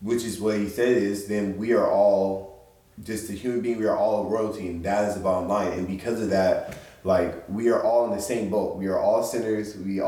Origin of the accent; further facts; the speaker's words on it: San Diego, California, United States; born and raised here